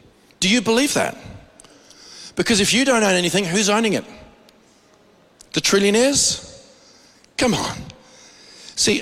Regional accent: Australia; we as Australian believers

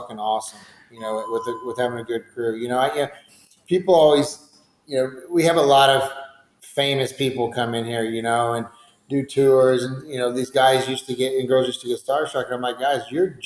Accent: Georgetown, Texas, United States; now in San Antonio, United States; I grew up in Georgetown, right down the street in Austin

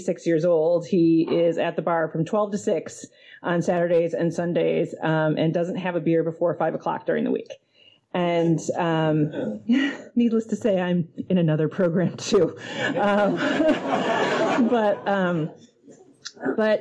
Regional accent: Detroit, Michigan, United States; moved away as an adult; now in Seattle, United States; I'm originally from Detroit, and I got sober there. And I moved here in 2005

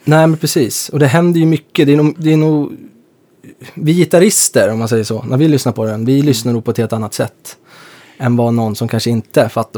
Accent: Stockholm, Stockholm County, Sweden; jag är från norra Stockholm

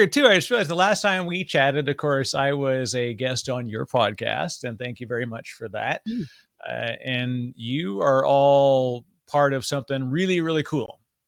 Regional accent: Canada; People never know that I'm Canadian until I talk to another Canadian. And then for whatever reason, our accents kind of bleed pretty heavily in those ones.

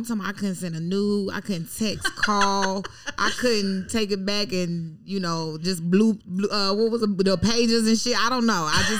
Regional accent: Atlanta, Georgia, United States; also born or lived in Washington, D.C.; now in New York, United States; I'm from Atlanta

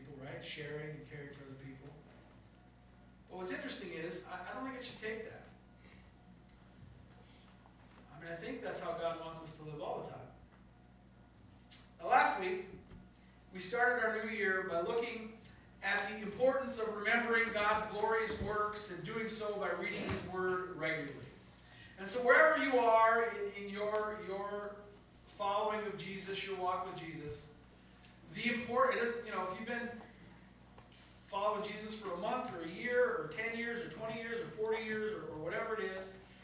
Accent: Upper Peninsula of Michigan, United States; I grew up in the Upper Peninsula of Michigan

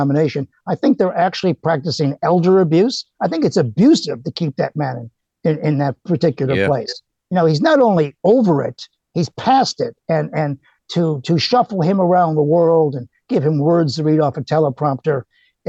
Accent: Chicago, Illinois, United States; now in Australia; I grew up in Illinois. I grew up in Chicago

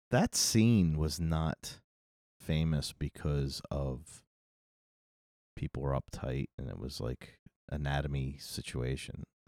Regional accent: United States; we have an issue with nudity in this country

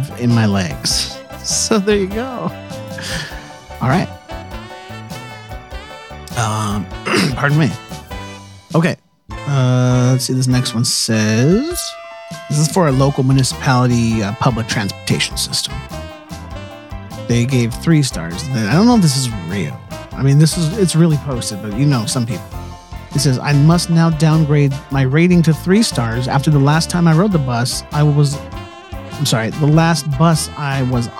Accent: Northern California, United States; I'm from Northern California

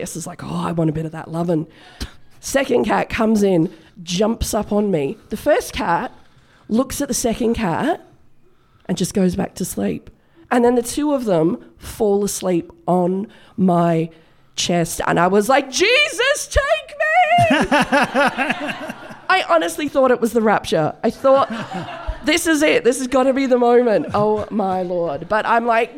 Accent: Broken Hill, New South Wales, Australia; I was born in Broken Hill

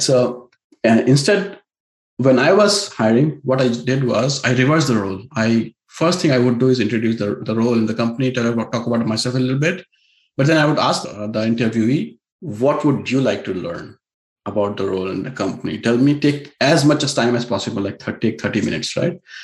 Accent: India; now in Silicon Valley, United States; an Indian techie with an elite pedigree

